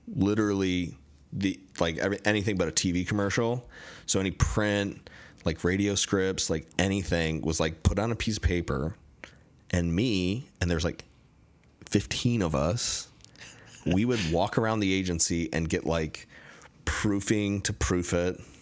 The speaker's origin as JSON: {"language": "English", "region": "Michigan", "country": "United States", "tie": "born or raised there", "also_born_or_lived": "Chicago / Seattle", "moved": "as an adult", "lives_now": "Los Angeles, United States"}